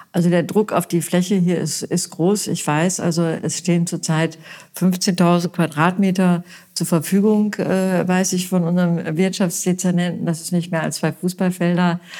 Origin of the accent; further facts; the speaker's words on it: Münster, North Rhine-Westphalia, Germany; now in Bad Kreuznach, Germany; ich bin ja gebürtige Westfälin. Ich komme aus Münster